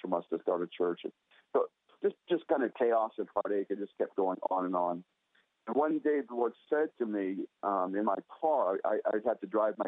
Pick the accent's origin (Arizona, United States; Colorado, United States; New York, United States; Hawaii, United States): Arizona, United States; Scottsdale; here in my hometown of Scottsdale, Arizona